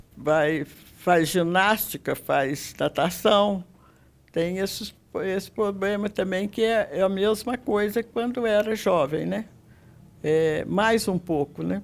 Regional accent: Passos, Minas Gerais, Brazil; Desde que eu nasci, eu moro em Passos mesmo

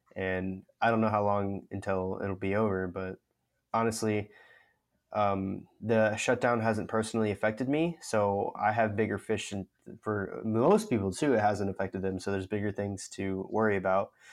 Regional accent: United States; as an American citizen

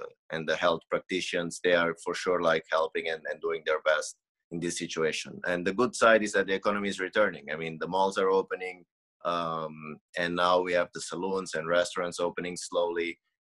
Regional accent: Mozambique; now in Poland; I'm from Mozambique, born in Mozambique, Portuguese with Portuguese nationality, living in Poland.

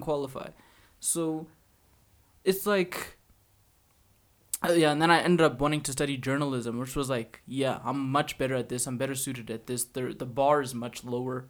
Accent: Alberta, Canada; we come from Albertans

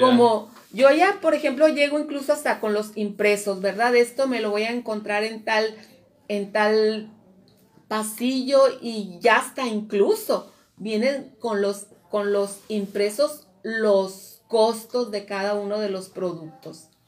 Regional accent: Mexico; como pueblo mexicano

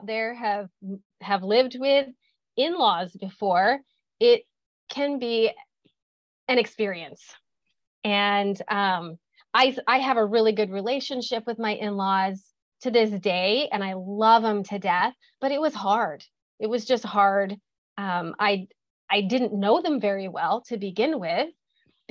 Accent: Midwest, United States; moved away as an adult; now in California, United States; I grew up in the Midwest. I am a farm girl

